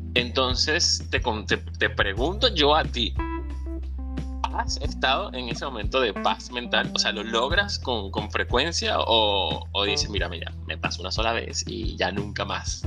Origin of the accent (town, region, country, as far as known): Venezuela; moved away